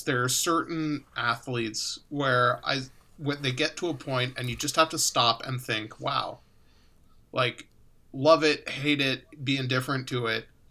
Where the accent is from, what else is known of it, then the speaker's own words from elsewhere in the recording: Chicago, Illinois, United States; I grew up in Chicago